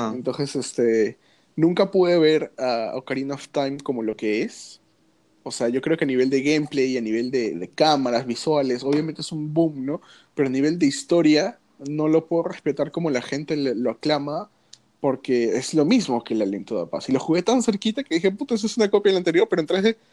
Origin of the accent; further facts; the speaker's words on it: Peru; acá como, peruano